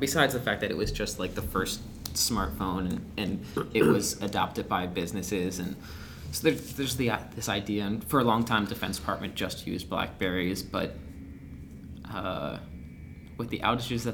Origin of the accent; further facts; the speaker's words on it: Pittsburgh, Pennsylvania, United States; my hometown of Pittsburgh